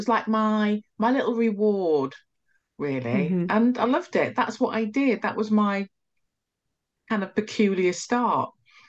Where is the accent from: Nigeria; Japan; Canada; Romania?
Nigeria; now in United Kingdom; You know, I'm Nigerian. We came to, you know, to the country, England